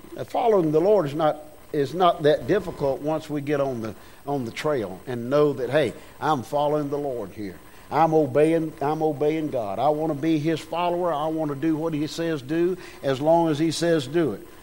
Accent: United States; I was born in America

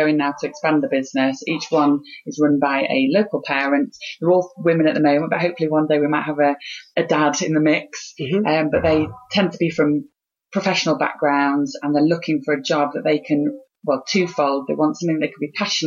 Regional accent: Harrogate, Yorkshire and the Humber, United Kingdom; moved away as an adult; I'd moved back to my hometown of Harrogate

